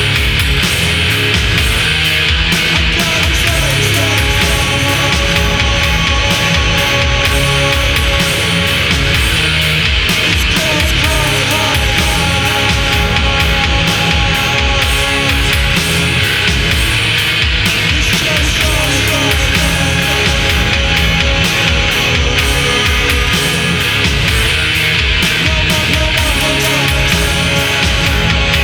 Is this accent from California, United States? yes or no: yes; Lafayette, California, United States; I grew up in Lafayette